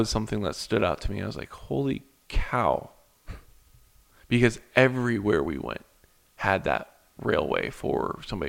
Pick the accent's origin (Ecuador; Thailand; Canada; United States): United States; I didn't get any blowback for being an American